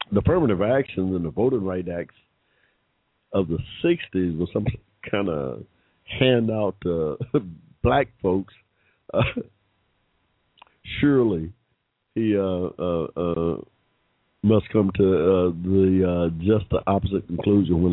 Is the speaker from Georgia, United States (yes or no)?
yes; Atlanta, Georgia, United States; Come from the ATL, that's where we're at, the ATL here in this dirty south or the sunny south